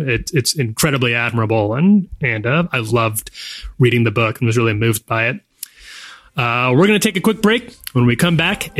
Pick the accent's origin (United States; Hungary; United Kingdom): United States; Nebraska; I'm from Nebraska. I don't mind people dragging Nebraska. I get it. I was raised there too.